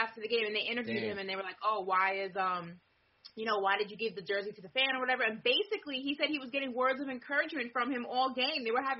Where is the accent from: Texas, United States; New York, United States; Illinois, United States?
New York, United States; now in Miami, United States; I'm from New York, but I live here in Miami